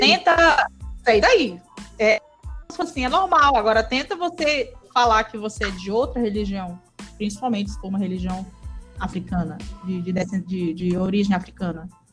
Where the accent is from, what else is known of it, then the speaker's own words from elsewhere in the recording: Pará, Brazil; eu sou paraense